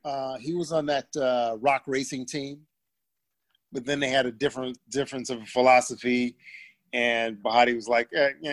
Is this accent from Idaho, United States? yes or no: no; Detroit, Michigan, United States; I'm from Detroit, so I knew Dennis Rodman.